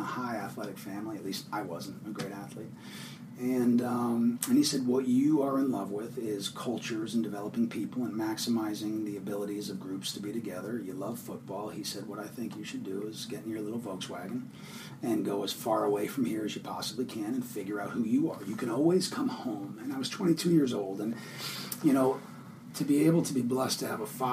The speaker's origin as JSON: {"language": "English", "region": "Connecticut", "country": "United States", "tie": "born or raised there", "also_born_or_lived": "upstate New York", "moved": "as an adult", "said": "I grew up in Connecticut, about 15 miles outside New York City"}